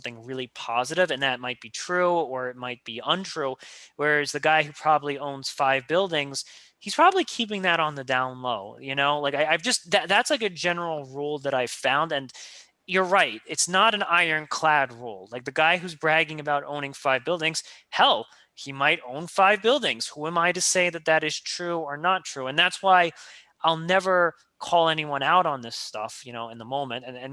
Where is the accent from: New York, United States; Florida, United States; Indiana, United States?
New York, United States; that cynicism as a New Yorker just lives with inside me